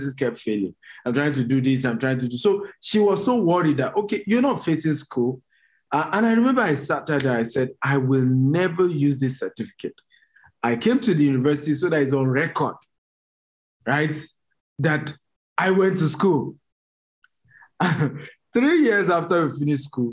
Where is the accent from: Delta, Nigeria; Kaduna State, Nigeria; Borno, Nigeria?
Borno, Nigeria; Maiduguri; I was born in Maiduguri, it was the northern part of Nigeria.